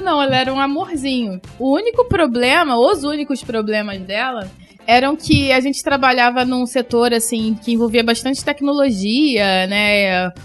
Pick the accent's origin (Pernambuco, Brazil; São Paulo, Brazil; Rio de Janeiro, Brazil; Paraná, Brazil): Rio de Janeiro, Brazil; nós somos do Rio e que aqui faz muito calor